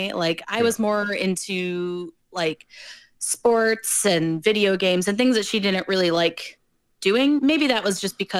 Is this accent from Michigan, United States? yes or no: yes; Michigan, United States; also born or lived in South Carolina / Ohio; I was born in South Carolina, and then we kind of moved around. And then we landed in Michigan about first or kindergarten, somewhere around there.